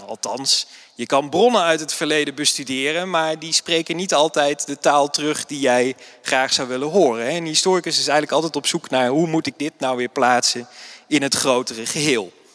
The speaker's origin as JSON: {"language": "Dutch", "town": "Nijmegen", "region": "Gelderland", "country": "Netherlands", "said": "ik ben historicus uit Nijmegen"}